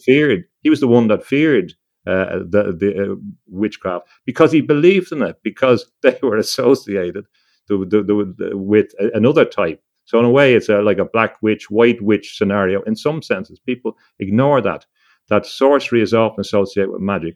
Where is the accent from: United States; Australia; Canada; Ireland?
Ireland; growing up in Ireland